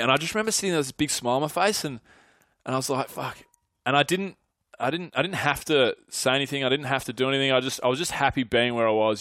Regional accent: Mornington Peninsula, Victoria, Australia; moved away as an adult; also born or lived in Melbourne; now in Sydney, Australia; a lot of my mates that I grew up with are on the Mornington Peninsula

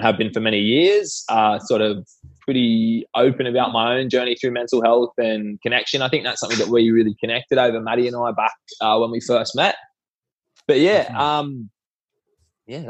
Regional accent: Sydney, New South Wales, Australia; I'm from Sydney

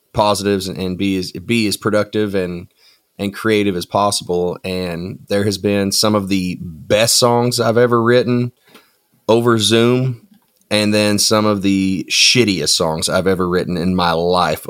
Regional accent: Tenino, Washington, United States; also born or lived in Nashville, Tennessee; now in Goodlettsville, United States; I'm originally from a place called Tenino, Washington, which is essentially, it's on the I-5 corridor right in the middle of Portland and Seattle. So I grew up in the country

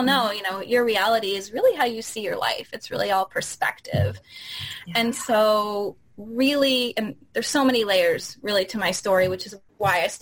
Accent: Florida, United States; moved away as an adult; also born or lived in Chicago / San Francisco Bay Area; now in San Francisco, United States; I'm originally from Florida

